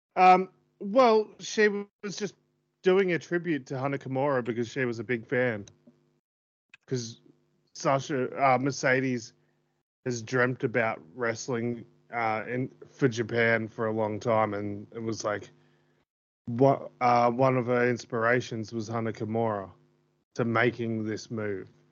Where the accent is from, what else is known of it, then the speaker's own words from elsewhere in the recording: Australia; I'm too Filipino for the, when I'm in Australia